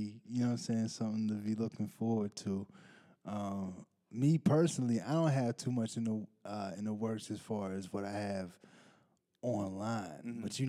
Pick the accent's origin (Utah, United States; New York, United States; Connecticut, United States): Utah, United States; Salt Lake City; born there; now in Pittsburgh, United States; But I'm not originally from Pittsburgh.